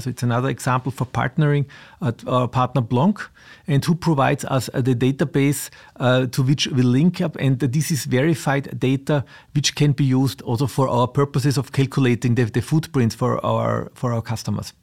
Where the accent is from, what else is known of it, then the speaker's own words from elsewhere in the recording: Austria; also born or lived in south of Vienna; I was of Austria, I live south of Vienna